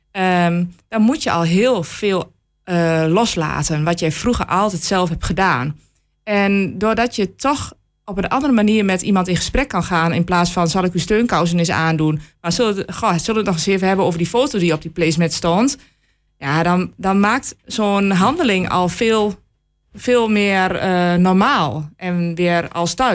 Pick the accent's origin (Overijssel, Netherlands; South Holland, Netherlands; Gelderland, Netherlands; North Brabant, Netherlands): Overijssel, Netherlands; Enschede; Ja, omdat ik zelf uit Enschede kom. Ik ken heel Enschede.